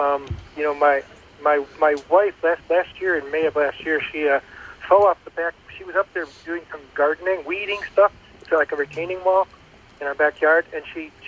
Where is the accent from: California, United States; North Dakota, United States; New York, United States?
North Dakota, United States; Bismarck; moved away; also born or lived in Minnesota; I was born in Bismarck, North Dakota.